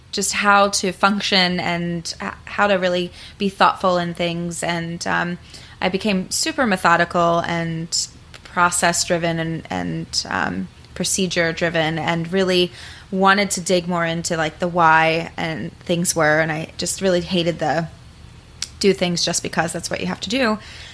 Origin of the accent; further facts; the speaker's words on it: Bucks County, Pennsylvania, United States; also born or lived in South Carolina; I am also from Bucks County originally.